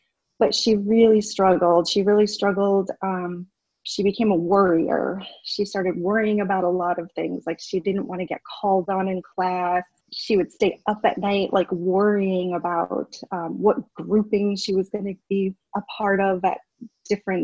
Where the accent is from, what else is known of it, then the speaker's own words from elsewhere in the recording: Essex, Vermont, United States; I am from Essex Town, which is part of Chittenden County